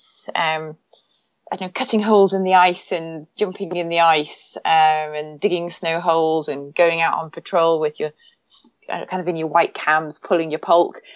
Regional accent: Newcastle upon Tyne, North East England, United Kingdom; I grew up actually in the north of England, in the northeast, pretty much near the Scottish border, in a place called Newcastle

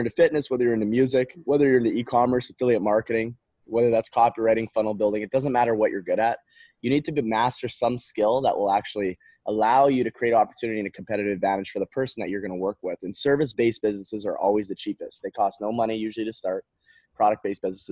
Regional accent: Canada; moved away; I grew up in Canada. I'm not from the United States.

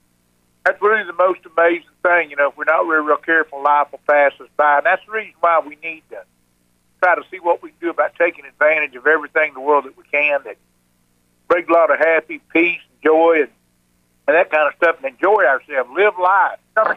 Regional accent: Alabama, United States; we're from Alabama, and we live in Muscle Shoals. I live in Muscle Shoals, Alabama now.

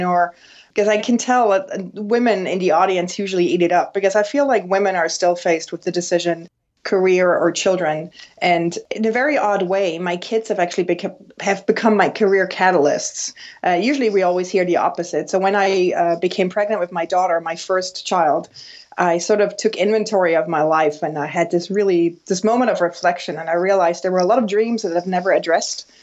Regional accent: Switzerland; moved away as an adult; now in New York, United States; But so I grew up in Switzerland

